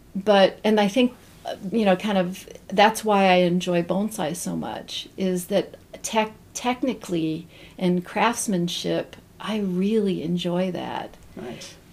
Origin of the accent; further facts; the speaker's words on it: Zanesville, Ohio, United States; also born or lived in Southern California; now in Northeast Ohio, United States; I grew up in Zanesville, Ohio, which okay. is the home of the Y Bridge